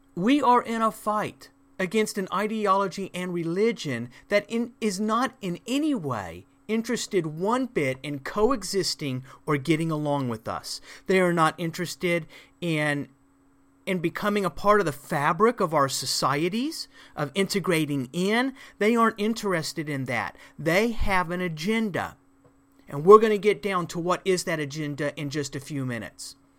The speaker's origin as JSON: {"language": "English", "country": "United States", "said": "as an American"}